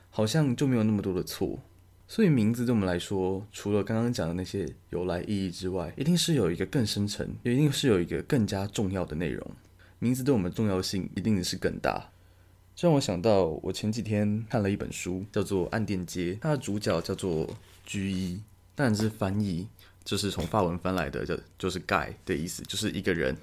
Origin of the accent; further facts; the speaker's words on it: Taiwan; 我相信大部分的台湾人可能都是没有英文名字的